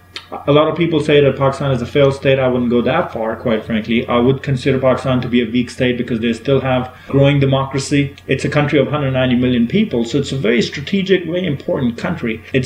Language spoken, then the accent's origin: English; United States